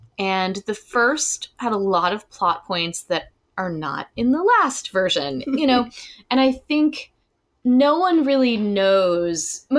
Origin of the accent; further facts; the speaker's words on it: Alabama, United States; also born or lived in Illinois; I grew up in Alabama partly and in Illinois partly, so I'm like both of these characters in a way.